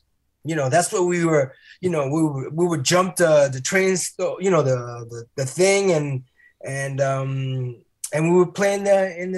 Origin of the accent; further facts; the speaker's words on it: New York City, New York, United States; now in Paris, France; I grew up in Washington Heights